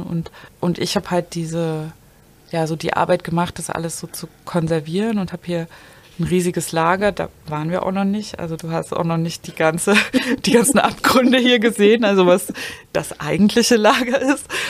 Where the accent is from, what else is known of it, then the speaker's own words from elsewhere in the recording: village near Zwickau, Saxony, Germany; moved away as an adult; also born or lived in Dresden; now in Berlin, Germany; ich bin ja auf dem Dorf aufgewachsen